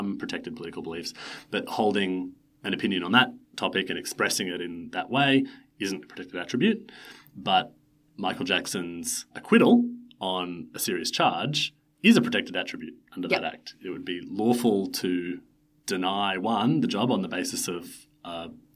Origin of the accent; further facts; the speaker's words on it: Australia; We're Australian lawyers.